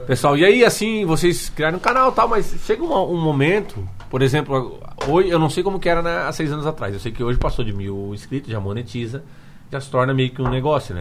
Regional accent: Santa Catarina, Brazil; eu sou, eu sou de Sara também

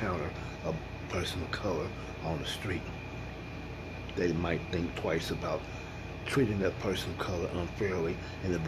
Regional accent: Kansas City, Missouri, United States; my hometown, and I live here in Kansas City, Missouri

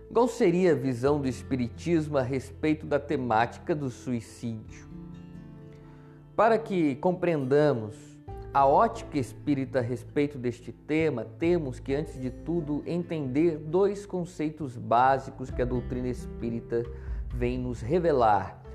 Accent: Taubaté, São Paulo, Brazil; sou de Taubaté, interior de São Paulo

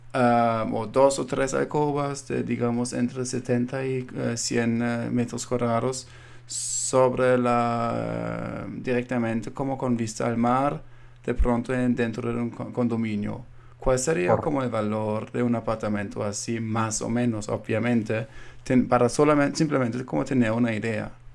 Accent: Colombia; now in United States; yo siendo colombiano viendo ahora en los Estados Unidos

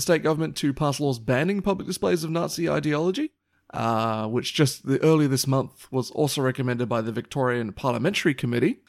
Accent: Papua New Guinea; moved away; growing up in Papua New Guinea

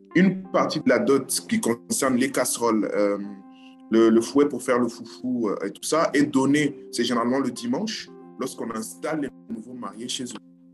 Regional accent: Kinshasa, DR Congo; now in Brazzaville, Republic of the Congo; je, vis à Brazzaville, je suis de Kinshasa

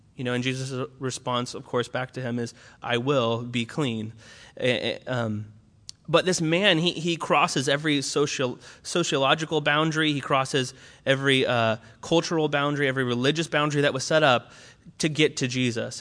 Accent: Orange County, California, United States; moved away as an adult; now in Berkeley, United States; I was originally from Orange County, which is like the opposite of Berkeley

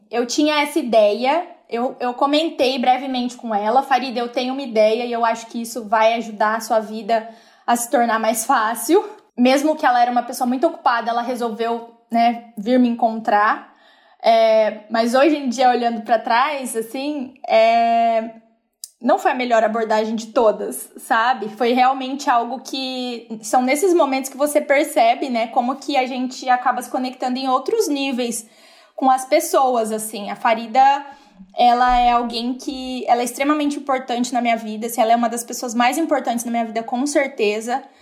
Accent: Brazil; eu vim do Brasil.

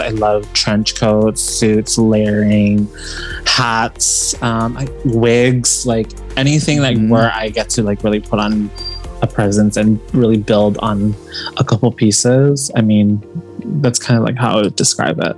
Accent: Hawaii, United States; moved away as an adult; also born or lived in New York City; growing up in Hawaii

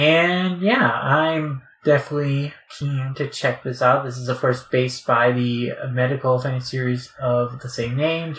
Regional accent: India; growing up in India, you know, Shin-chan is very popular there.

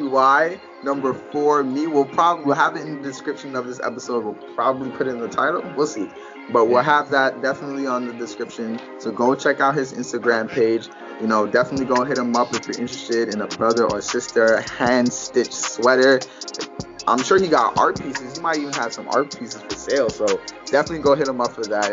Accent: New York, United States; I'm from New York, you know, so we grew up different

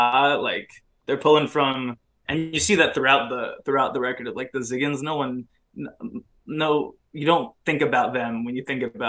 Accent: Orange County, California, United States; I'm also from Orange County

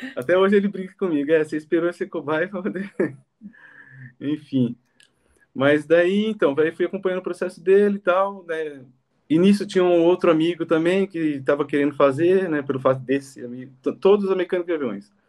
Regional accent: Jundiaí, São Paulo, Brazil; moved away as an adult; also born or lived in Campinas / Congo; E sou de Jundiaí, estudei em Campinas

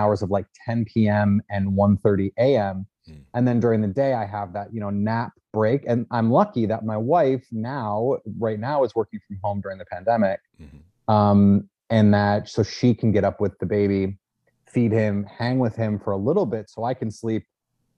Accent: Milwaukee, Wisconsin, United States; I grew up in Milwaukee, in a suburb called Shorewood

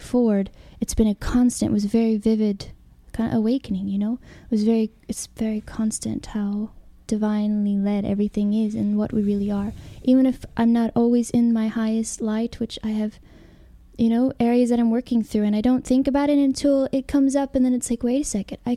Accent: Alabama, United States; moved away as an adult; also born or lived in California; so I grew up in Alabama in Christianity

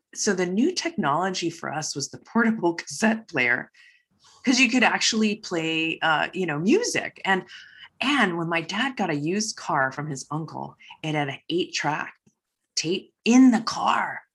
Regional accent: Waipahu, Hawaii, United States; I was born and raised here in Hawaii

